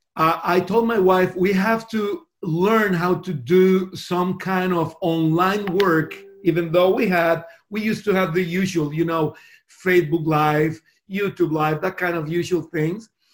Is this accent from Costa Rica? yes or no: yes; Costa Rica; first language Spanish; English is a second language; moved away as an adult; also born or lived in Miami; now in Sydney, Australia; I was born in a little country there in Central America called Costa Rica. Uh, that's the reason my first language is Spanish.